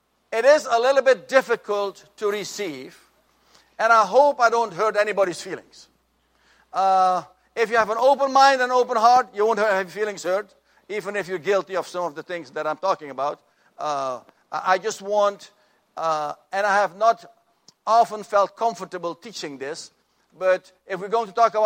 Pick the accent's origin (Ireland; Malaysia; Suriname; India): Suriname; moved away; when I grew up in our family, in my home country of Suriname